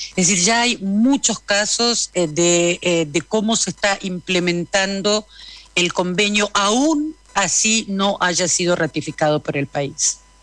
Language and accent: Spanish; Argentina; yo soy argentina